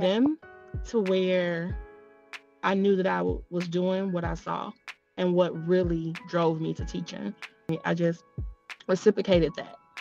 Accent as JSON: {"language": "English", "town": "Jackson", "region": "Mississippi", "country": "United States", "tie": "born or raised there", "also_born_or_lived": "Chicago, Illinois / Florida", "accent": "country", "moved": "as an adult", "said": "I'm originally from Jackson, Mississippi"}